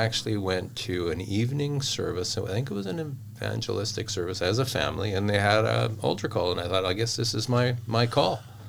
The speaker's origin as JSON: {"language": "English", "town": "Chilliwack", "region": "British Columbia", "country": "Canada", "tie": "born or raised there", "said": "Well, I was born and raised in the Chilliwack area. Was raised in a family with five kids. I'm the middle kid. Grew up in the church."}